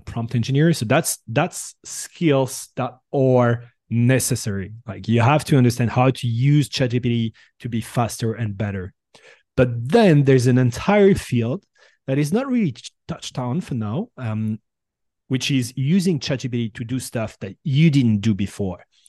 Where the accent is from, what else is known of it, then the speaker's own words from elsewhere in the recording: Bordeaux, Nouvelle-Aquitaine, France; English is a second language; also born or lived in San Francisco Bay Area; now in San Francisco, United States; I'm originally from Bordeaux